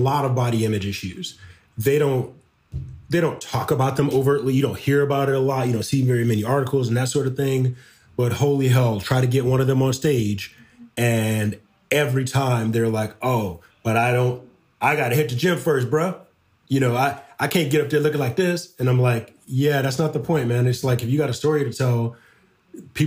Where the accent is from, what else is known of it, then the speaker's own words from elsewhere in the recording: Detroit, Michigan, United States; moved away; any Black man that I grew up with back in Detroit, when I go back home